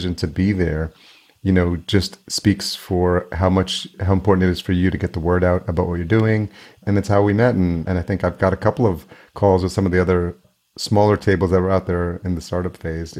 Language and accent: English; Yonkers, New York, United States; now in Minneapolis, United States; I grew up in New York. So I grew up in Yonkers, New York